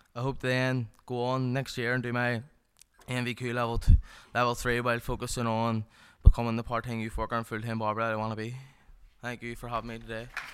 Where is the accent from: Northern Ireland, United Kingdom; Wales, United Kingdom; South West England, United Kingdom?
Northern Ireland, United Kingdom; Belfast; also born or lived in Carrickfergus; I was from the Lower Shanghai area of Belfast